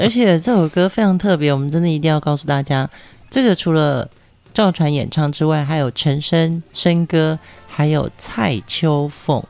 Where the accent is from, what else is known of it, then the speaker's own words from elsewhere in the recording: Pingtung County, Taiwan; first language Hokkien (Taiwanese); Chinese is a second language; 所以其实像我自己，我父母也是从大陆来的，但是我是在台湾出生，所以我从小我的母语就是河洛语。